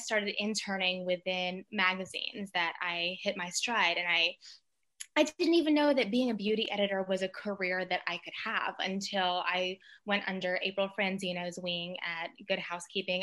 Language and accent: English; Mississippi, United States; I grew up in Mississippi and I'm half Filipino